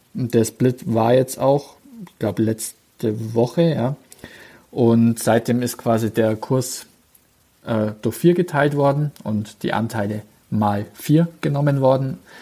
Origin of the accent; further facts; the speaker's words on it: Bavaria / Swabia, Germany; bei uns in Bayern bzw. in Schwaben